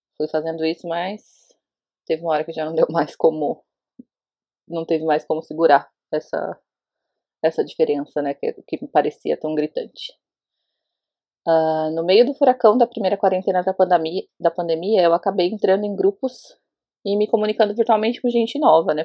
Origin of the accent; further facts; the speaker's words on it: Osasco, São Paulo, Brazil; now in Jericoacoara, Brazil; eu moro em Jericoacoara, no Ceará, mas eu sou de Osasco, São Paulo